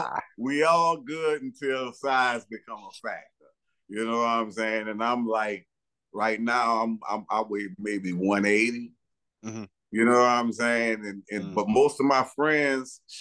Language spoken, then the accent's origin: English; New Orleans, Louisiana, United States; I grew up in Holly Grove. I was born uptown.